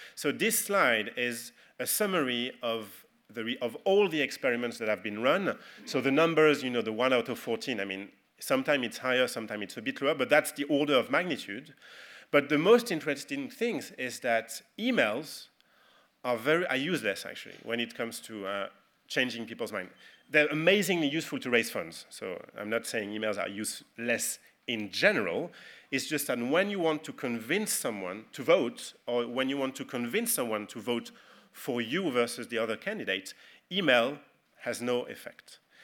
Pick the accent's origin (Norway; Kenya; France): France; accent: French; English is a second language; I'm a Frenchman